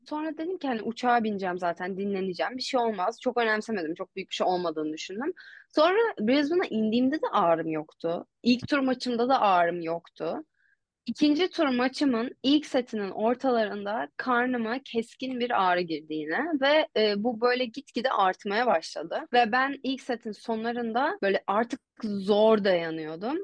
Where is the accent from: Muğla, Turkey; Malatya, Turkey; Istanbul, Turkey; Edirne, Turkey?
Istanbul, Turkey; ben Koza'ya taşınmadan önce karşıda Anadolu Hisarı'nda oturuyordum. E, Acar Kenti'nin içindeki TED Koleji'ne gidiyordum okula. E, sonra oradan Bahçeşehir'e taşındık Koza'ya. Ya böyle bayağı bir İstanbul turu